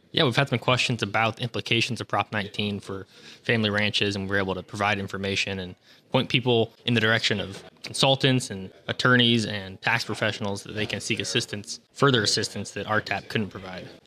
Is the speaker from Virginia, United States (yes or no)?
no; Yolo County, California, United States; I'm from Yolo County and have a background in agriculture.